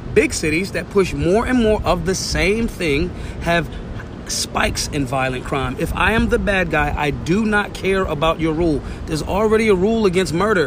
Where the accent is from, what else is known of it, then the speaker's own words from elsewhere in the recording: Philadelphia, Pennsylvania, United States; I'm from North Philly